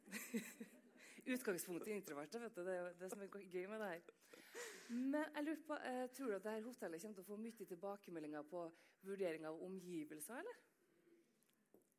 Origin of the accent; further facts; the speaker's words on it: Trøndelag, Norway; Jeg er jo trønder